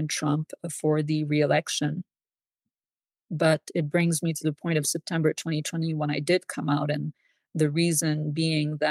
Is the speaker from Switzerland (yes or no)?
yes; Switzerland; I was born and raised in Switzerland.